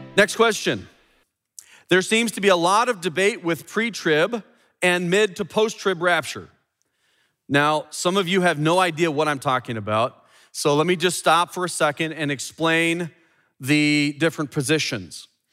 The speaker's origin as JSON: {"language": "English", "town": "Chicago", "region": "Illinois", "country": "United States", "said": "I'm from the Midwest here in Chicago"}